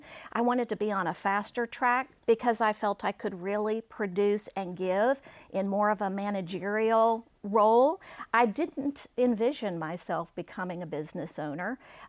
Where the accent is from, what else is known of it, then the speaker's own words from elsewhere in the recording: South Dakota, United States; born there; I was born in South Dakota at an Air Force base there called Ellsworth.